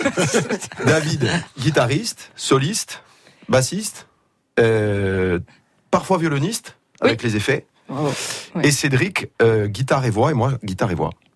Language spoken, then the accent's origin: French; Tox, Corsica, France; au village chez moi à